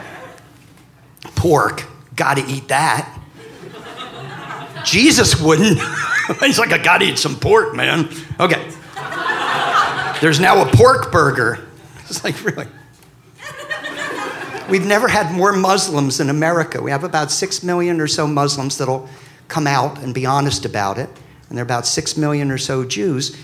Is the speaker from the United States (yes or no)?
yes; Philadelphia, Pennsylvania, United States; I'm from the South. South Philly. So we talk like this